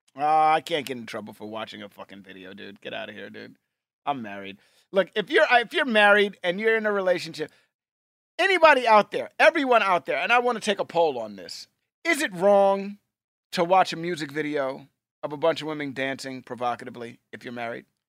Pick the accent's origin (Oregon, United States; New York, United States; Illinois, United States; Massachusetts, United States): New York, United States; New York City; We grew up in Hell's Kitchen, New York, and that's a big hockey, uh, part of Manhattan.